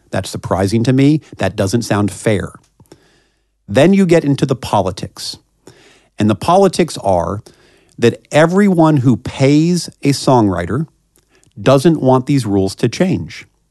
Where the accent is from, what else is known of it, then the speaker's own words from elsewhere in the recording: Kansas City, Missouri, United States; moved away as an adult; now in Washington, D.C., United States; I, uh, grew up in Kansas City, Missouri